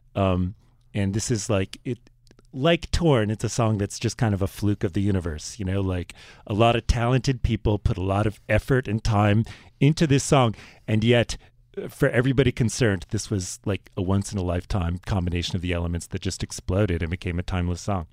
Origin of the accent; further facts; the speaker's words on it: Virginia, United States; I was from Virginia